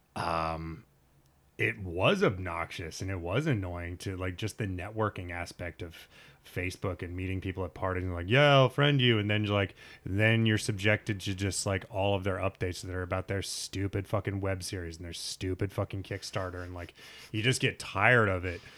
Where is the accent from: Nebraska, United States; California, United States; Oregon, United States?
Nebraska, United States; my high school, and I grew up in Nebraska